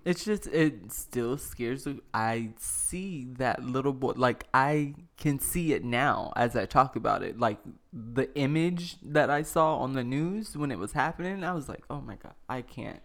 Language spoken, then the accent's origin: English; the South, United States; I'm from the South